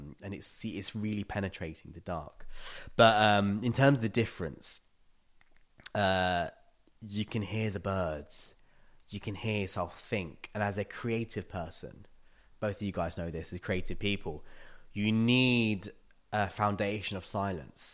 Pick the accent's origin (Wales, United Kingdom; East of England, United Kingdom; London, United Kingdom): London, United Kingdom; moved away as an adult; now in Tallinn, Estonia; you're born and raised in London